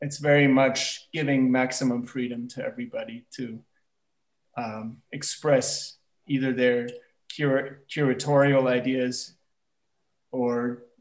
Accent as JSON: {"language": "English", "country": "Germany", "tie": "born or raised there", "also_born_or_lived": "United States / New York", "lives_now": "Berlin, Germany", "said": "I'm originally from the States, but I grew up in Germany"}